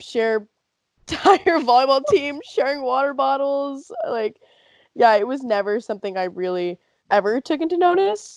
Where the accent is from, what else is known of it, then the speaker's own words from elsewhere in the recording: United States; growing up in America